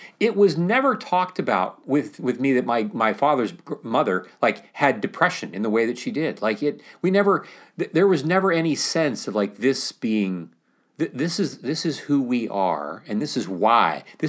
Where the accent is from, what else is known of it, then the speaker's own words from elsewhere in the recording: Mount Pleasant, Ohio, United States; We depend upon telling a story in which I'm just living my life here, growing up in Mount Pleasant, Ohio